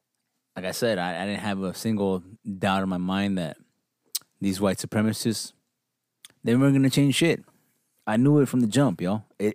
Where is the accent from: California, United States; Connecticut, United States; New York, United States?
California, United States; Los Angeles; We're from fucking L.A., yo.